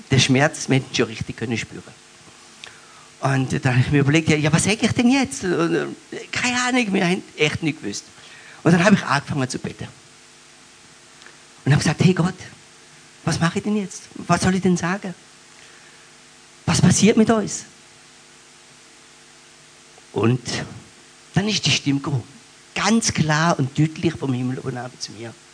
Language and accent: German; Baden-Württemberg, Germany; accent: Alemannic; Ähm, ich bin auf dem Hotzerwald, auf dem Bauernhof groß geworden mit vier mittleren Geschwistern.